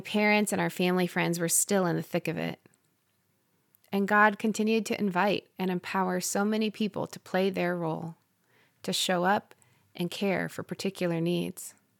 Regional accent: Parkersburg, Iowa, United States; moved away; This town was where I'd grown up

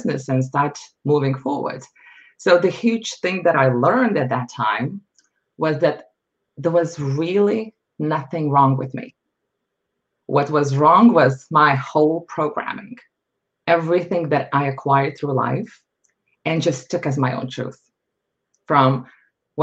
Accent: Lithuania; moved away as an adult; now in United States; I was born and raised in Lithuania

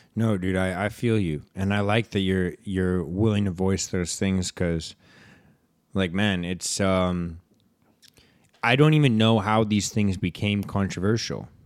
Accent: Vancouver, British Columbia, Canada; we grew up in Vancouver here

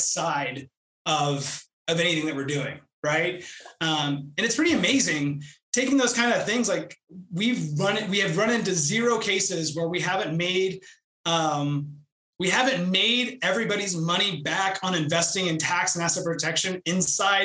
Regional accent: Houston, Texas, United States; also born or lived in Albany, New York / Austin, Texas; I was born and raised in Houston, Texas

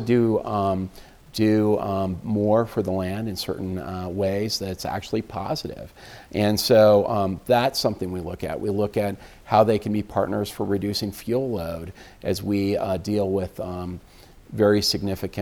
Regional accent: Colorado, United States; now in Washington, D.C., United States; I grew up in the West

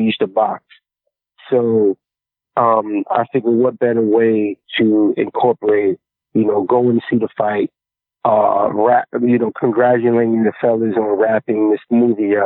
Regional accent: New York City, New York, United States; I grew up in Queensbridge Project

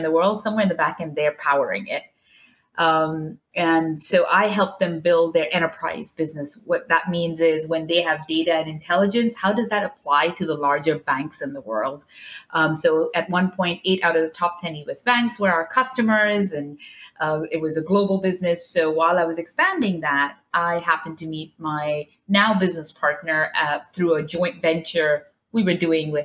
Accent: Dubai, United Arab Emirates; also born or lived in New York; now in San Francisco, United States; I grew up in Dubai

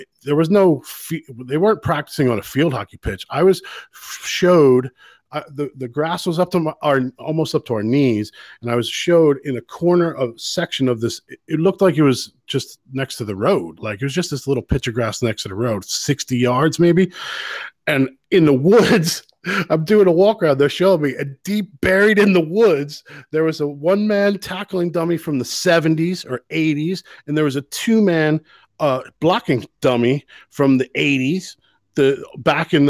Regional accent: United States; now in Ireland; as American

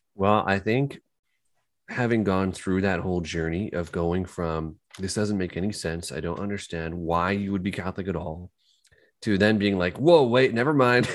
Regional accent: Kitchener, Ontario, Canada; I'm from Kitchener

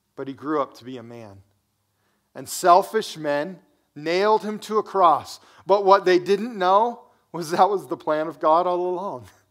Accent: United States

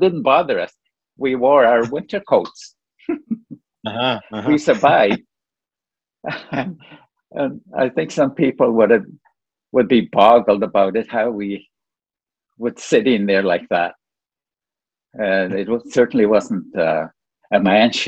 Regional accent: Moose Factory, Ontario, Canada; moved away; also born or lived in North Bay / Sudbury; I had gone up to Moose Factory to visit just overnight

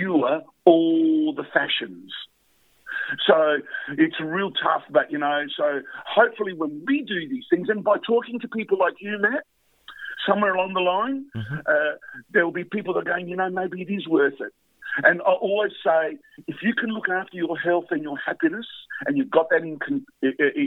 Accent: Adelaide, South Australia, Australia; I'm from Adelaide

